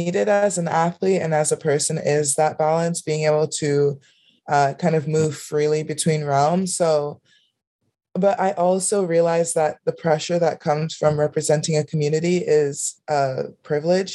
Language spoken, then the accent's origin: English; Miami, Florida, United States; I grew up in Miami, Florida